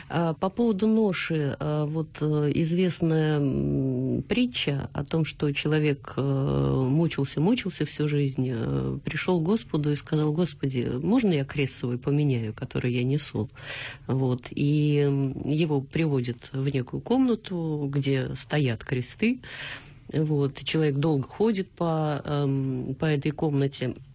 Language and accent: Russian; Tolyatti, Samara Oblast, Russia; Я из Тольятти.